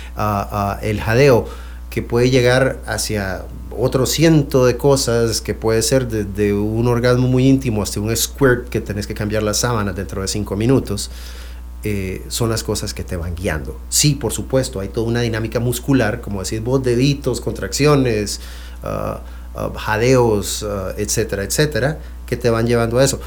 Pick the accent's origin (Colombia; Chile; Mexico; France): France; Spanish is a second language; moved away; yo soy francés